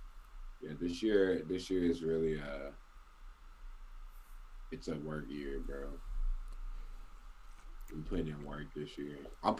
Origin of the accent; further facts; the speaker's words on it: Alabama, United States; Hell yeah, I'm from Alabama, dude. Like, I mean, I've lived in hella places, but I've never lived anywhere like California.